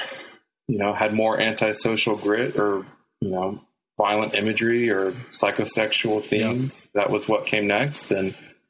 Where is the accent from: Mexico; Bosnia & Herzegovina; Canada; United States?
United States; Texas; I'm from Texas. I grew up in a Baptist family